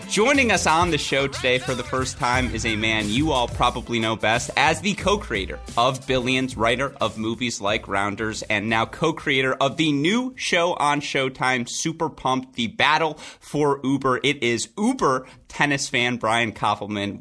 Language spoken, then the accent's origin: English; Southeast Michigan, United States; moved away; I am from Southeast Michigan and Jewish.